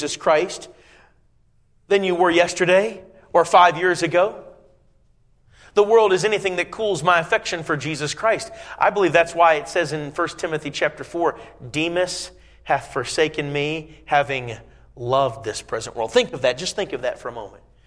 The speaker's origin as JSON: {"language": "English", "region": "Indiana", "country": "United States", "tie": "born or raised there", "said": "I was growing up in Indiana, not just the northwest corner of Indiana, and we'd go often up to Chicago"}